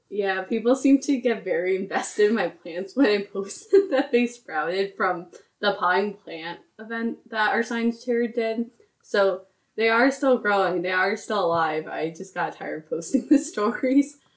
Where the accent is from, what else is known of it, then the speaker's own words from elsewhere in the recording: Port Jervis, New York, United States; I'm originally from Port Jervis, New York.